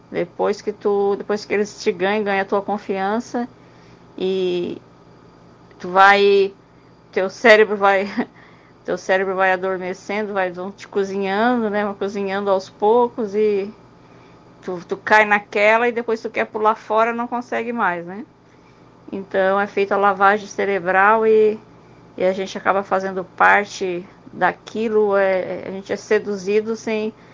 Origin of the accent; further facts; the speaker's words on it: Santa Catarina, Brazil; A gente é de Santa Catarina.